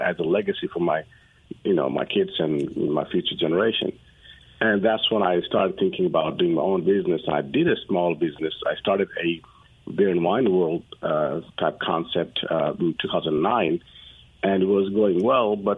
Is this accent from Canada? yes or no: no; Nepal; moved away as an adult; now in Dallas, United States; I'm originally from Nepal. I came to U.S. from my undergrad